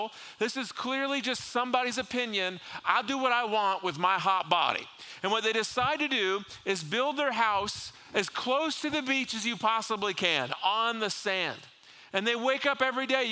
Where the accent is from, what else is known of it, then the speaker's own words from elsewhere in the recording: South Florida, United States; growing up in South Florida